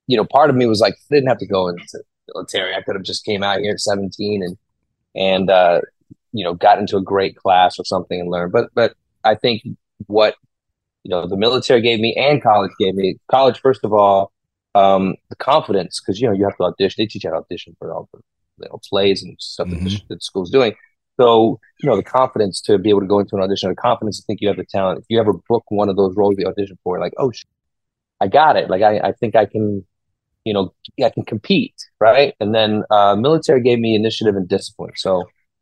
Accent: New York, United States; I grew up with my grandmother in New York till I was 13. And then she died and I had to work with my other grandparents

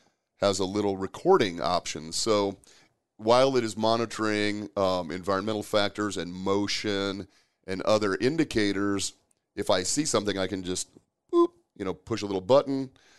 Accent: Omaha, Nebraska, United States; I actually have a kid I grew up with in Omaha many, many years ago who became a strength coach

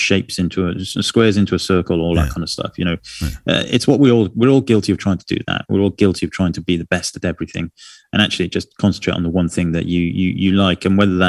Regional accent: San Diego, California, United States; Anyway, I am from San Diego, California, and I mostly photograph documentary style of family in everyday life.

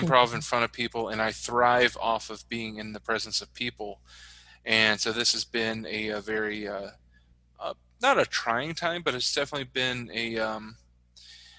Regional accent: West Virginia, United States; moved away as an adult; now in Chicago, United States; So in 88, we moved to Virginia, to where my mom was from. And that's where I grew up and spent most of my life. But then as part of my testimony in 2013, when I truly started a relationship with the Lord, he led me to leave West Virginia

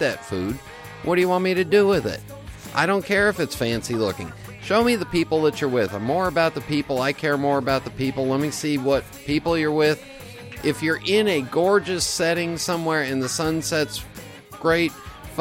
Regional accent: California, United States; I was born and raised in California

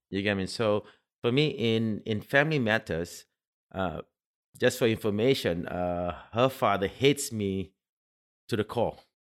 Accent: Singapore; now in United Arab Emirates; I'm Singaporean

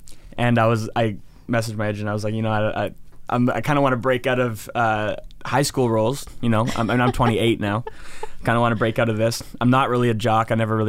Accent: Penticton, British Columbia, Canada; so I was raised in Penticton.

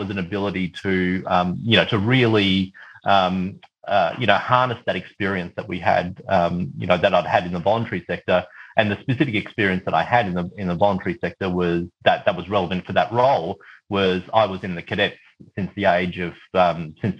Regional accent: Mornington Peninsula, Victoria, Australia; also born or lived in New Zealand; I was born in New Zealand, but we moved to Australia when I was, you know, when I was two. And grew up in a very white Anglo-Saxon area of Victoria in the Mornington Peninsula

